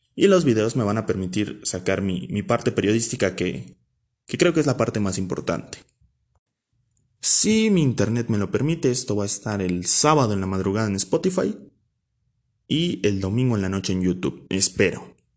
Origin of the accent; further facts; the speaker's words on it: Nezahualcóyotl, State of Mexico, Mexico; originario de Nesa.